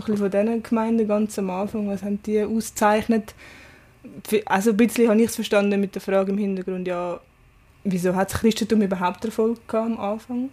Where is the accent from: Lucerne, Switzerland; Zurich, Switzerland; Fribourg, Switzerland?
Zurich, Switzerland; Zürich Oberland; Ich bin vom Oberland